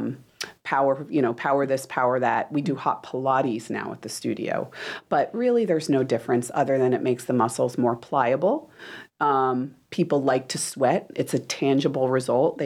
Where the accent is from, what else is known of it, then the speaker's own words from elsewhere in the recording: New Jersey, United States; Italian. I'm from New Jersey